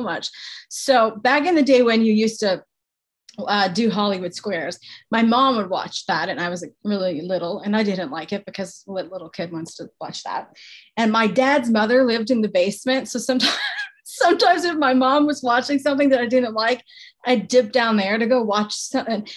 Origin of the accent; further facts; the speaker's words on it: Canada; I'm Canadian